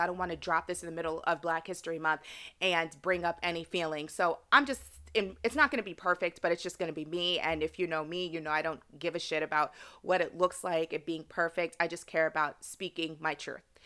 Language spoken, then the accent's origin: English; United States; even though I was raised here in America, my parents, they are culturally Nigerian.